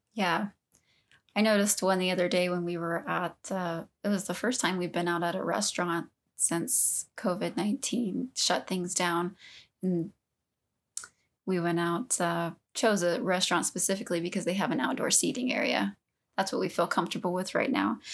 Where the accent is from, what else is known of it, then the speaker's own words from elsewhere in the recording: Southeast Texas, United States; moved away as an adult; now in Utah, United States; I grew up in Southeast Texas